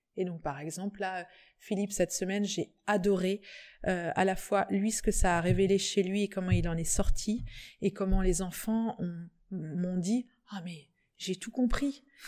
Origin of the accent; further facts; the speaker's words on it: Plouër-sur-Rance, Brittany, France; je suis de Plouer, je suis partie, je suis revenue